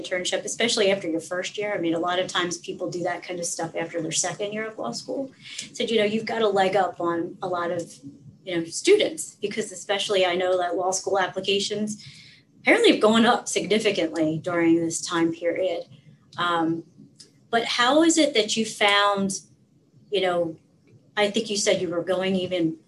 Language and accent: English; Pennsylvania, United States; also born or lived in New England; I'm from Pennsylvania